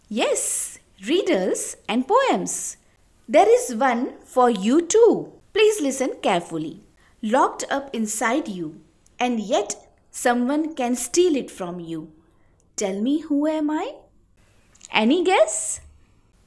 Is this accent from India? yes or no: yes; India; I am from India.